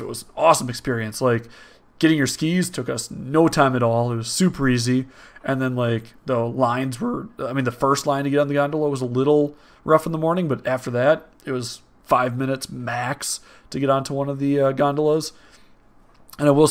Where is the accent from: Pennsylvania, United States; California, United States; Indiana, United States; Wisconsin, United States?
Wisconsin, United States; We're from Wisconsin.